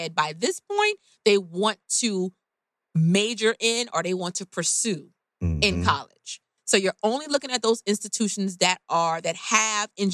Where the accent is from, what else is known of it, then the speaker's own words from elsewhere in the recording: Oakland, California, United States; I'm from Oakland